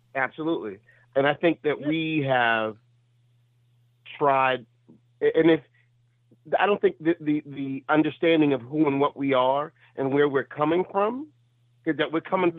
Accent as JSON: {"language": "English", "town": "New York City", "region": "New York", "country": "United States", "said": "I'm still from Brooklyn"}